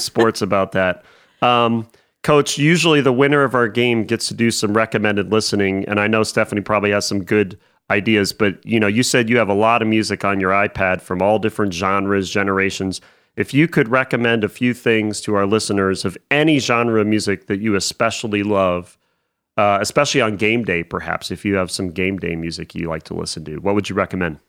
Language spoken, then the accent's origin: English; near Cleveland, Ohio, United States; moved away; born and raised near Cleveland